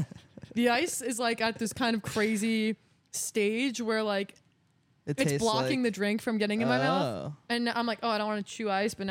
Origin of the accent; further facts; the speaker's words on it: Hopkinton, Massachusetts, United States; moved away; I'm from Massachusetts. I'm from a town called Hopkinton.